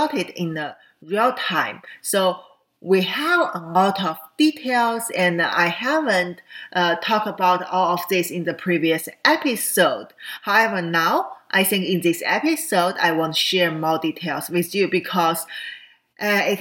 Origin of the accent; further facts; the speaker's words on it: Qingdao, Shandong, China; moved away; a Navy base in Qingdao, which is my hometown